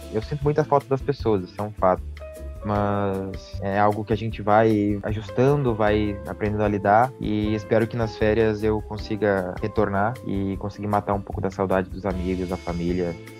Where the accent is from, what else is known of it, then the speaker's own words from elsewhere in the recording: Rio Grande, Rio Grande do Sul, Brazil; moved away as an adult; now in Porto, Portugal; eu sou brasileiro, venho da da cidade de Rio Grande, no estado do Rio Grande do Sul